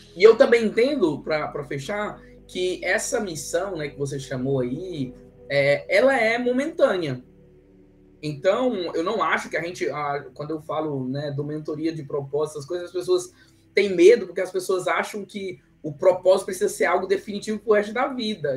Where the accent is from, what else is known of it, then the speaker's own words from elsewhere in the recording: Ceará, Brazil; now in Campinas, Brazil; Eu sou cearense